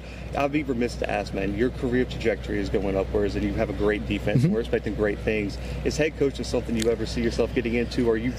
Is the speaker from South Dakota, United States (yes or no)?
no; Southern Alabama, United States; I'm from Southern Alabama.